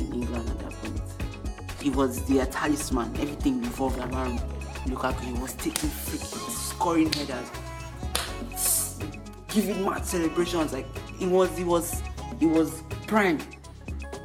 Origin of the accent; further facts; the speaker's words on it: Nigeria; Being that I'm not in America, I might not understand the full concept, the full story about it, but as a Nigerian